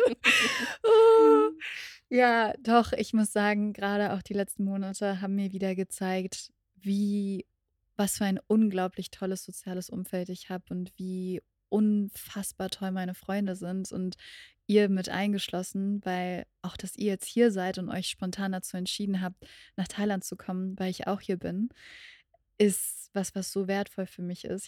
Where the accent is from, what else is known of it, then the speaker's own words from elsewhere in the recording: Berlin, Germany; meiner Heimat in Berlin